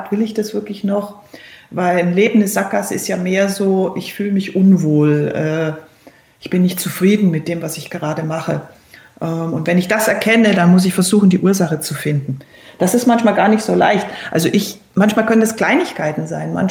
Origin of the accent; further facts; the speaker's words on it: Berchtesgaden, Bavaria, Germany; also born or lived in Cologne; Dass es meine Geburtsstadt ist und dass auch mein Vater daherkommt, Aber aufgewachsen bin ich in Berchtesgaden und deswegen fühle ich mich eigentlich eher ähm, zu Hause in Berchtesgaden.